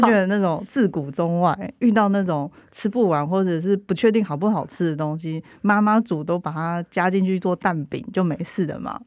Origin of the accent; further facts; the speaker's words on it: central Taiwan, Taiwan; 我是中部人，我在中部长大